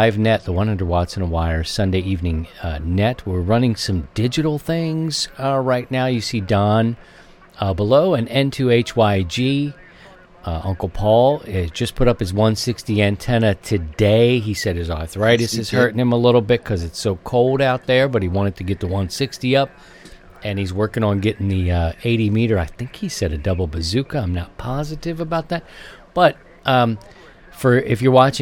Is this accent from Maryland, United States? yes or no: yes; Baltimore, Maryland, United States; another Marylander, my home state, born and raised in Baltimore